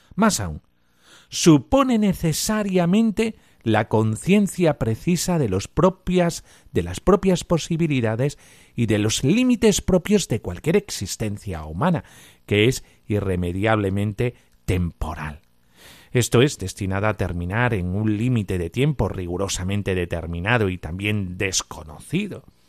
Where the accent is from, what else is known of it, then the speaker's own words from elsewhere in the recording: Cáceres, Extremadura, Spain; soy extremeño y de Cáceres